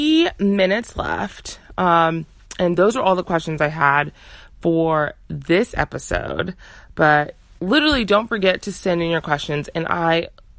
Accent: Texas, United States; Texas is my hometown.

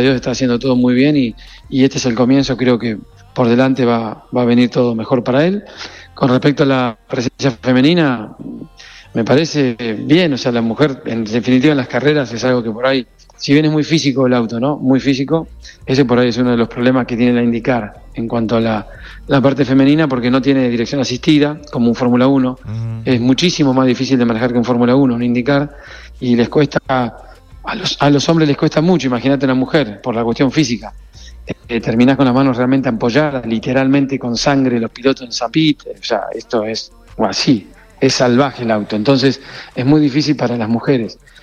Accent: Corrientes, Argentina; moved away as an adult; also born or lived in Buenos Aires, Argentina / Miami, United States; now in United States; Yo en Argentina de los 18 años me fui a Buenos Aires desde Corrientes. Eh, yo nací igual en Buenos Aires, pero estuvimos terminé el secundario en Corrientes

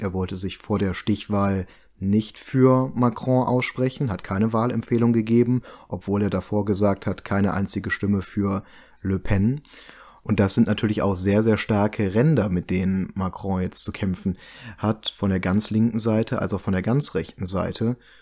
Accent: Germany; wir uns als Deutsche

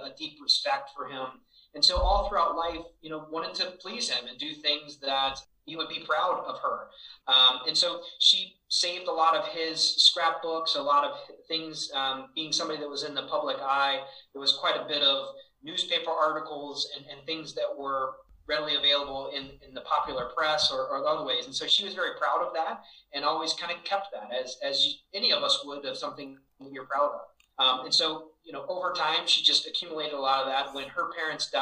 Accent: Virginia, United States; also born or lived in Cleveland, Ohio; When I was very young, only about 4 months old, my father moved our family to Virginia. So I was raised in Virginia

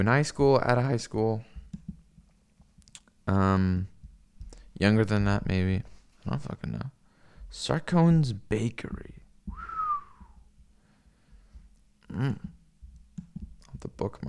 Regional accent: West Coast, United States; also born or lived in Israel / Seattle; I grew up on the West Coast.

